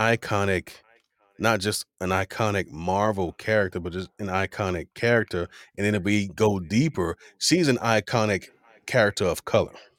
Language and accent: English; Miami, Florida, United States; growing up in Miami